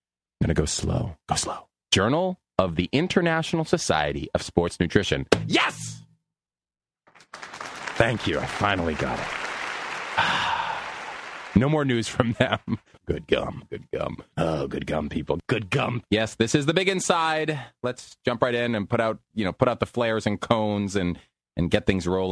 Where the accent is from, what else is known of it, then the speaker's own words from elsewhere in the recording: United States; I'm American